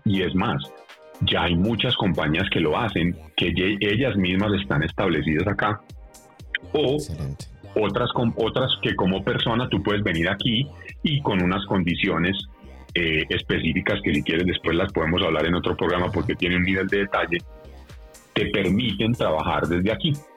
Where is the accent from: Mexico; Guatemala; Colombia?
Colombia